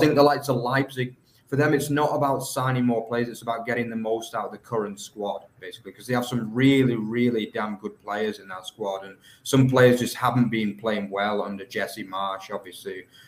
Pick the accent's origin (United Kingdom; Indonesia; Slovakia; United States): United Kingdom; England; now in Germany; I'm an English guy